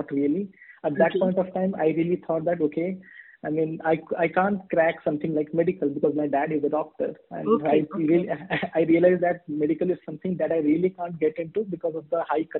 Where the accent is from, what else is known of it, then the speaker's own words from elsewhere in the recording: East India, India; English is a second language; So I was born in Northeast, and I'm actually from the eastern part of India.